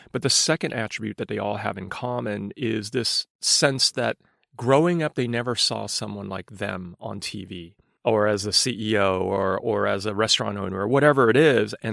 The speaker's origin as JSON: {"language": "English", "region": "London", "country": "United Kingdom", "tie": "born there", "also_born_or_lived": "New York, United States", "said": "I mean, I was born in London and lived in New York, but but but my parents were immigrants."}